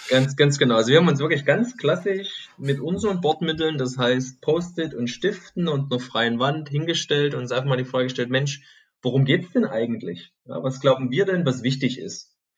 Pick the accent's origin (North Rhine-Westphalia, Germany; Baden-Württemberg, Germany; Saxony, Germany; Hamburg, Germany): Saxony, Germany; Chemnitz; now in Stuttgart, Germany; bin gebürtig aus dem Osten von Deutschland, aus Chemnitz, früher mal Karl-Marx-Stadt, und wohne jetzt hier in Stuttgart-Plining